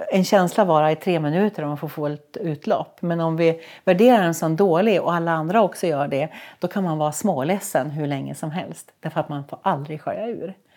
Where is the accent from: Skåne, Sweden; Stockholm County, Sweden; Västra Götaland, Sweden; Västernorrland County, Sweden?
Västernorrland County, Sweden; Sollefteå; jag är från Sollefteå